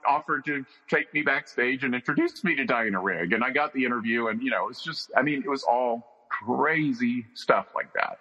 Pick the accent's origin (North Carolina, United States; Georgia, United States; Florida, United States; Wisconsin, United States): North Carolina, United States; I grew up in North Carolina